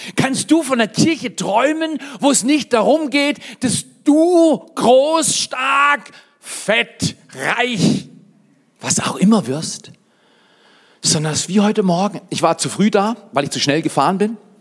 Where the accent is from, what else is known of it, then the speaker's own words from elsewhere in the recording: Freiburg, Baden-Württemberg, Germany; moved away as an adult; also born or lived in Dallas / Fort McMurray, Canada / Black Forest; now in Hotzenwald, Germany; ich komme aus Freiburg